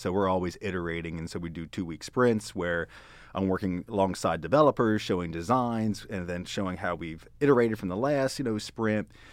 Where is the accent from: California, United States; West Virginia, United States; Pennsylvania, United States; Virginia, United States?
Pennsylvania, United States; Hanover; moved away as an adult; also born or lived in Baltimore / North Carolina; now in Texas, United States; grew up in Pennsylvania